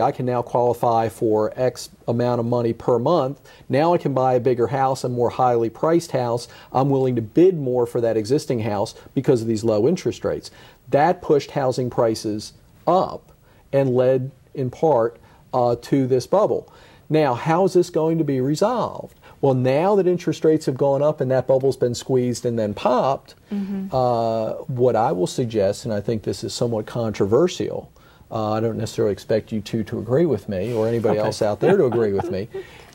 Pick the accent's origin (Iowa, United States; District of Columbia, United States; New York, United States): District of Columbia, United States; Washington; the neighborhoods where I grew up in the Washington, D.C. suburbs